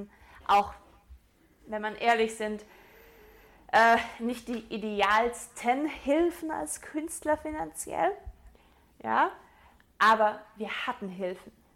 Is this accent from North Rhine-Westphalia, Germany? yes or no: no; Swabia, Baden-Württemberg, Germany; ich bin eigentlich Schwabe